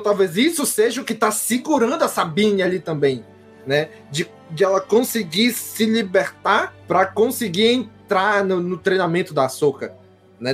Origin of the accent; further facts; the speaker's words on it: Brazil; eu, enquanto brasileiro